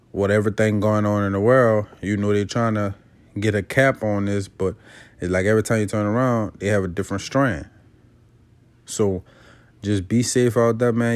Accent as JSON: {"language": "English", "town": "Avondale", "region": "Louisiana", "country": "United States", "said": "I'm from Avondale, Louisiana. That's on the West Bank of New Orleans."}